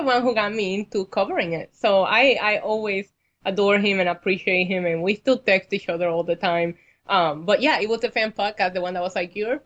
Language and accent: English; Puerto Rico; now in New York, United States; I have actually been here almost the same amount of time that I spent in Puerto Rico